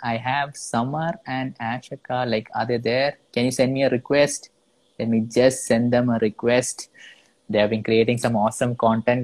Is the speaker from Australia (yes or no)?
no; Kerala, India; I am from Kerala.